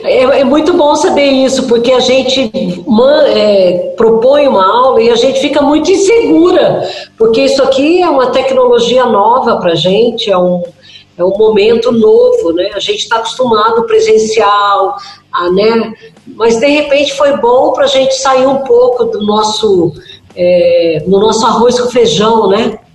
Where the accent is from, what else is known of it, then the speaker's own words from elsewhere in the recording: Minas Gerais, Brazil; quando eu era criança, né, em Minas Gerais